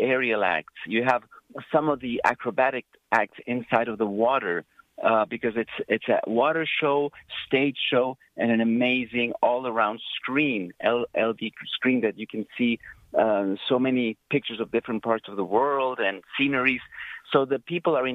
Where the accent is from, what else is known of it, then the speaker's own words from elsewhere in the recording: Argentina; moved away; I'm originally from Argentina